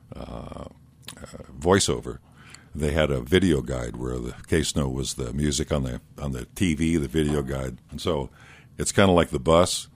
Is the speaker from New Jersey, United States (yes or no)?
no; Iowa, United States; moved away as an adult; also born or lived in Denver, Colorado; now in Aspen, United States; I grew up in Iowa, but I went to school at University of Denver